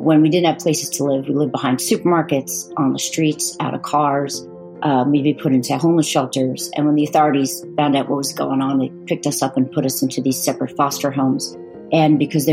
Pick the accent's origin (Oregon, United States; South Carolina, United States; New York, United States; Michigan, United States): New York, United States; Long Island, Suffolk County; We grew up on Long Island, the eastern end, which is the county of Suffolk